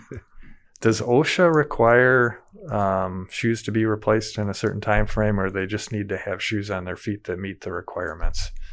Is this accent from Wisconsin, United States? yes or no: yes; Madison, Wisconsin, United States; as a kid, growing up in Madison, a lot of the kids I grew up with, their dads worked for Asker Meyer.